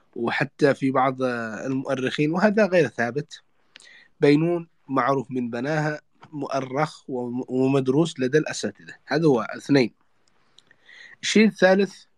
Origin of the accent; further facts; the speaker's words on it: Yemen; عندنا في اليمن